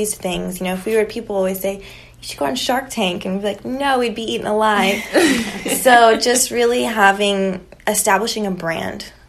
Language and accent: English; Palmdale, California, United States; also born or lived in Los Angeles; now in San Diego, United States; north of LA. So we grew up a lot being